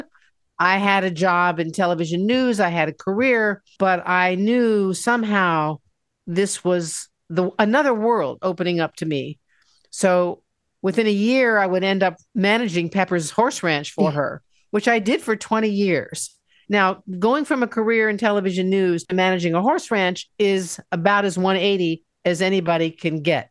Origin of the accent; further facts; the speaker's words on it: Washington, District of Columbia, United States; moved away as an adult; also born or lived in Seattle; my hometown in Washington, D.C.